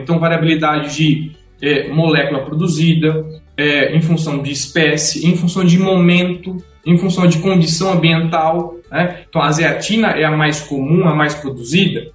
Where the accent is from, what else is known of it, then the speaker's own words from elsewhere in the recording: Tabatinga, São Paulo, Brazil; moved away as an adult; also born or lived in Jaboticabal; now in Marília, Brazil; sou de Tabatinga, uma pequena cidade no interior de São Paulo